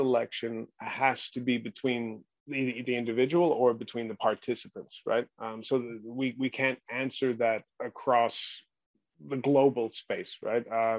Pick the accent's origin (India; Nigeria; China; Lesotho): China; also born or lived in New Guinea / Hong Kong / Australia / United States; I was born in New Guinea and then raised in mainland China, a lot of time in Hong Kong, but also Australia, West and East Coast America and England as well.